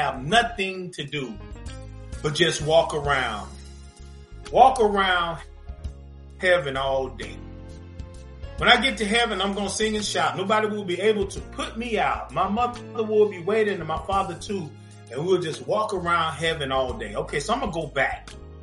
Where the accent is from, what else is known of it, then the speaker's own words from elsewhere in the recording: Zebulon, North Carolina, United States; now in Atlanta, United States; we're from North Carolina, Zebulon, North Carolina, to be exact, the zoo, Z-Town, all that good stuff. And we grew up listening to gospel music